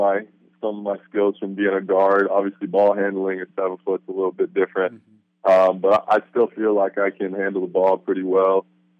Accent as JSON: {"language": "English", "region": "Kansas", "country": "United States", "lives_now": "Ellensburg, United States", "said": "I'm originally from Kansas. My dad's a K-State grad."}